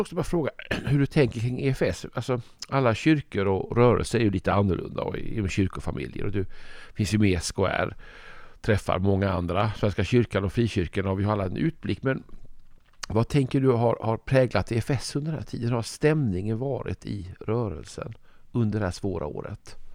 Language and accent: Swedish; Malmö, Skåne, Sweden; i Malmö ofta, där jag kommer ifrån